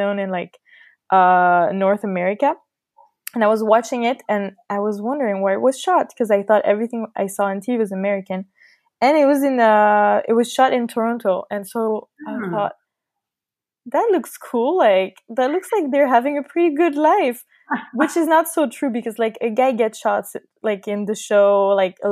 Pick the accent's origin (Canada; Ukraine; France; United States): France; Paris, Île-de-France; English is a second language; moved away as an adult; now in Milan, Italy; I'm from Paris, and I live in Milan.